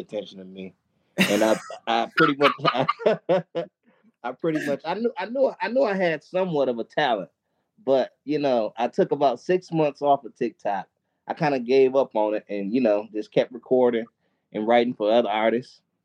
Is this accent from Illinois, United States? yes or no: no; Milwaukee, Wisconsin, United States; I actually live in Milwaukee, Wisconsin. Milwaukee, oh. Wisconsin. Born and raised in Milwaukee